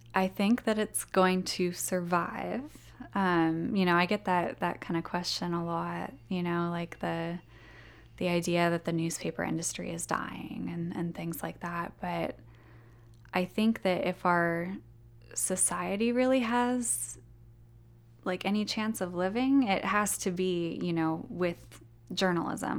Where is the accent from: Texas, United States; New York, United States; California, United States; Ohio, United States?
California, United States; Ventura County, Southern; moved away as an adult; now in Jackson, United States; I'm actually from Southern California. um, in Ventura County, which is a county that's a little bit north of Los Angeles